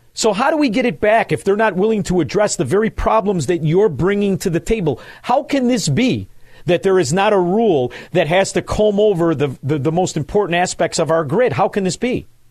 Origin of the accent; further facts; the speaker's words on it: Chicago, Illinois, United States; also born or lived in Southwest Florida; now in Florida, United States; I live in Southwest Florida now, I grew up in Chicago